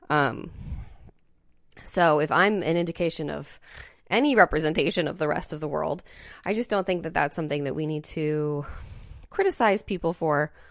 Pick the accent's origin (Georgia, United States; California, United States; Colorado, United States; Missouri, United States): Georgia, United States; Dalton; my hometown, Dalton, Georgia, is okay, the carpet capital so of the world.